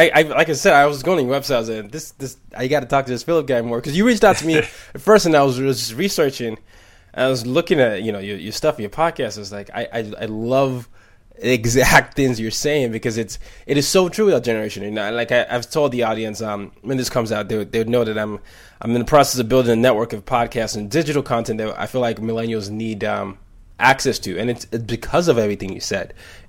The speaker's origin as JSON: {"language": "English", "country": "Nigeria", "second_language": "English", "said": "I grew up in 5 countries, you know, I'm from Nigeria"}